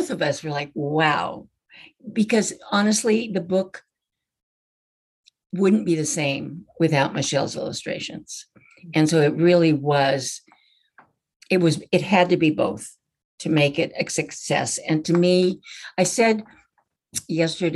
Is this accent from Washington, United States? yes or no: yes; Washington, United States; where I grew up in Washington State